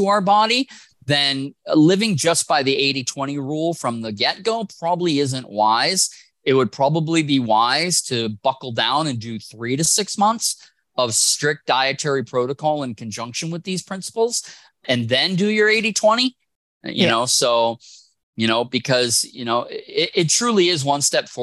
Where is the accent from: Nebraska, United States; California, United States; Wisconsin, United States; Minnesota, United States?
Wisconsin, United States; I'm from Wisconsin